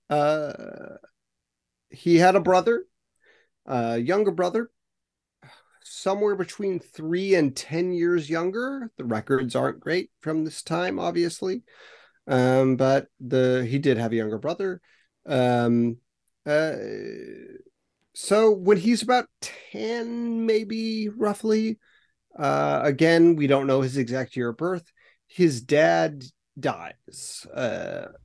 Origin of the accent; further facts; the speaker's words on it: United States; when I look at it as an American